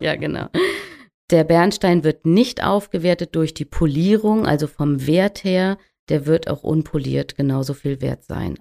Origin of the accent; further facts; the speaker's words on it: the North, Northern Germany, Germany; hier oben bei uns im Norden